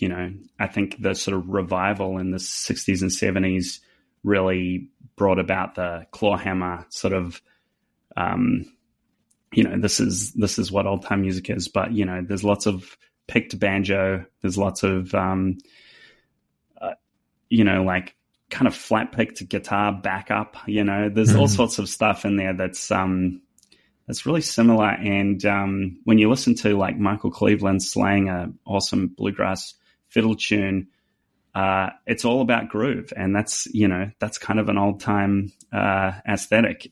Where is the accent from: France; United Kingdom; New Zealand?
New Zealand; accent: New Zealand; now in Nashville, United States; my New Zealand accent